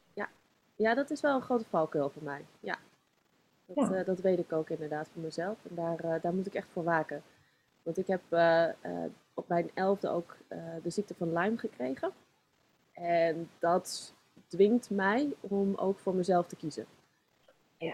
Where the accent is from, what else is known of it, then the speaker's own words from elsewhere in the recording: Zoetermeer, South Holland, Netherlands; also born or lived in Leidschendam; geboren in Leidschendam. Ik, eh, woon, eh, ik woonde toen in Zoetermeer. En eh, daar ben ik opgegroeid